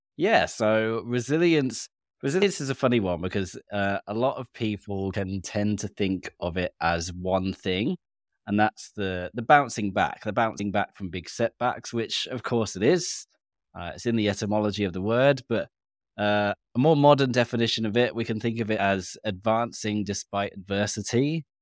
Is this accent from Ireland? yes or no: no; England, United Kingdom; now in Australia; being English, British